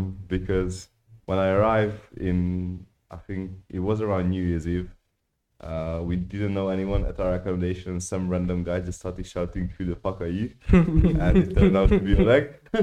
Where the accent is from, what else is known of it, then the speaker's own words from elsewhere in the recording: Hungary; moved away; I'm from Hungary.